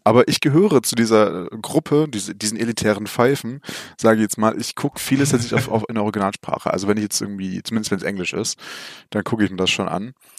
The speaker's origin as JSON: {"language": "German", "country": "Germany", "said": "bei uns in Deutschland"}